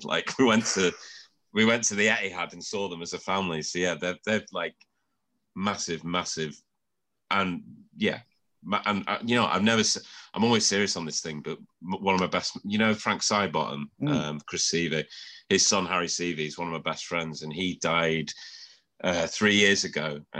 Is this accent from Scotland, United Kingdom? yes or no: no; Shrewsbury, West Midlands, United Kingdom; I'm from Shrewsbury.